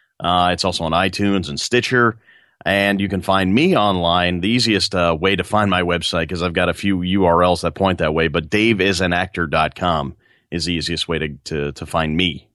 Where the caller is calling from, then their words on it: New York, United States; I am just outside New York City right now, sitting in a chair, and there's a lawnmower outside, so it's very bucolic.